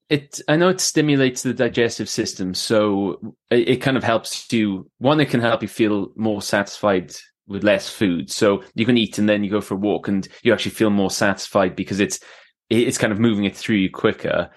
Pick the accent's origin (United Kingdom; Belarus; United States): United Kingdom; Swansea, Wales; moved away; also born or lived in Canada / England; my mum's, uh, Welsh, uh, so, uh, I was born in Swansea. I've lived in, uh, Canada, I've lived in England, uh, and I've travelled a lot, but, yeah, I s, I s, live in Swansea now